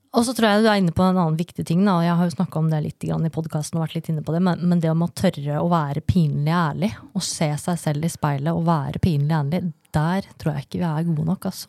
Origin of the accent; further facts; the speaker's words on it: Lørenskog, Akershus, Norway; also born or lived in Brønnøysund; jeg flytta til Lørenskog som niåring